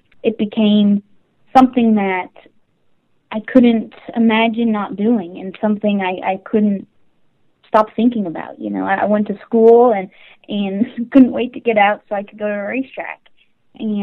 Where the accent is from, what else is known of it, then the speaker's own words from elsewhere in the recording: Carson City, Nevada, United States; I am originally from Carson City, Nevada